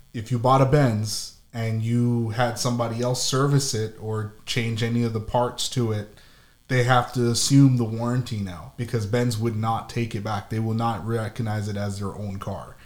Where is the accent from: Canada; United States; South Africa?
Canada; Ottawa, Ontario; moved away; also born or lived in Toronto; I'm from Ottawa, but I lived in Toronto more than I lived in Ottawa.